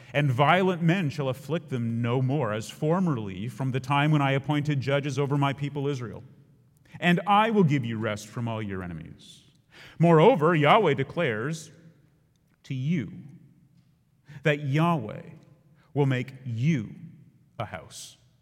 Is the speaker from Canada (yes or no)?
yes; Ontario, Canada; we would drive south from Ontario